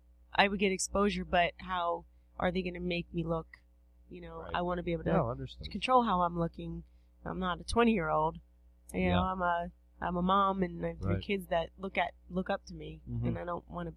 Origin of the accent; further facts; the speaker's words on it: Randallstown, Maryland, United States; Randallstown, actually. Girl. Grew up in Randallstown.